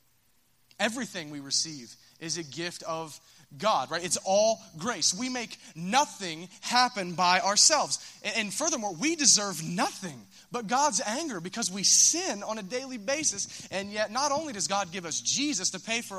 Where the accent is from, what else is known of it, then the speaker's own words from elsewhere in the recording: Minford, Ohio, United States; I'm from Minford